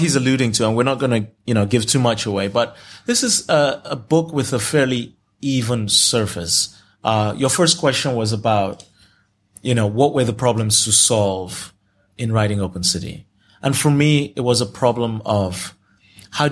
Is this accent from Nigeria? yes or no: yes; Nigeria; first language Yoruba; English is a second language; now in United States; I can handle myself anywhere in Nigeria. You know, Yoruba was my first language, and I speak it fluently.